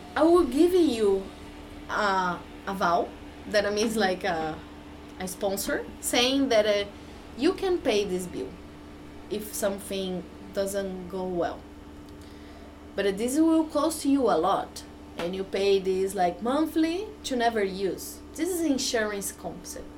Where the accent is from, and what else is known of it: Brazil; English is a second language